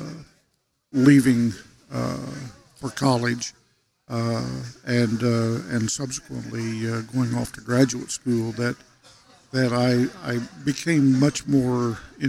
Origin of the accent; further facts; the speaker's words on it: Western Oklahoma, United States; moved away; grew up in Western Oklahoma, as we've talked about, and I grew up in an era where Christmas pageants were a routine part of the public school system